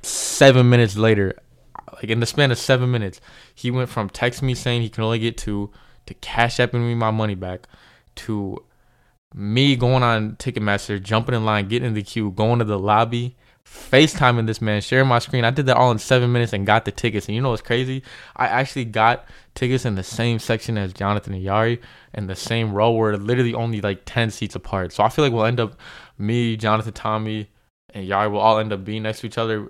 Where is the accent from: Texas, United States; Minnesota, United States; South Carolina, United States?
Minnesota, United States; I'm from Minnesota.